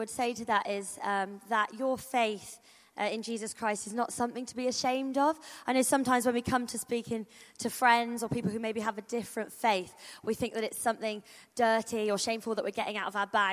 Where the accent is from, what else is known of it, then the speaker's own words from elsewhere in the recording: Rugby, West Midlands, United Kingdom; now in Southampton, United Kingdom; I am from Rugby, but I'm at Southampton now, Life Church Southampton